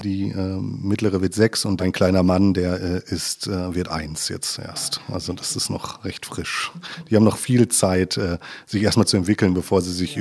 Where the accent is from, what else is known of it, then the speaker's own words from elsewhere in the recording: Ruhr area, Westphalia / Sauerland border, North Rhine-Westphalia, Germany; also born or lived in Lemgo, Lippe; now in Lippe, Germany; ich bin aus dem Ruhrgebiet, ähm, quasi Westfale halber Sauerländer. Das ist irgendwie so ein Grenzgebiet, wo ich aufgewachsen bin